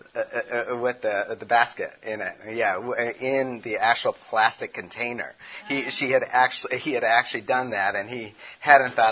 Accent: Chicago, Illinois, United States; also born or lived in California; now in Tennessee, United States; I'm from Chicago

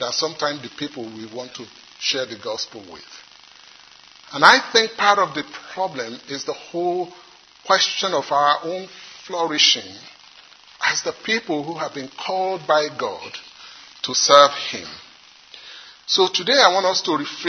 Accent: Nigeria; accent: Nigerian; now in South Carolina, United States; In the part of the world where I come from, some of you may have been able to guess already, I come from Nigeria, although I live in South Carolina now.

